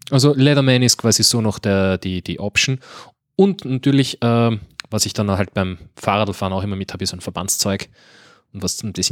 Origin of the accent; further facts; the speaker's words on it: Switzerland; als Schweizer, nicht